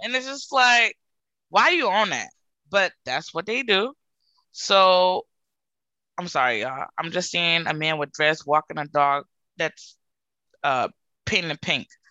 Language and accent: English; Providence, Rhode Island, United States; I grew up in Providence, Rhode Island